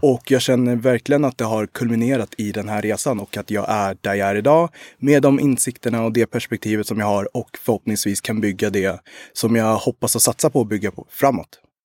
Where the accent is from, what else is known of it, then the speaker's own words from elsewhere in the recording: Sweden; also born or lived in Rwanda / Uganda; min mor kom till Sverige i maj 91 och jag föddes den 9 maj. 91.